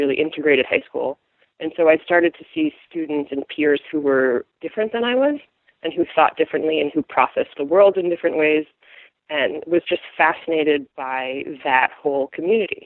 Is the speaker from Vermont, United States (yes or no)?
yes; Vermont, United States; I grew up in Vermont, so kind of central area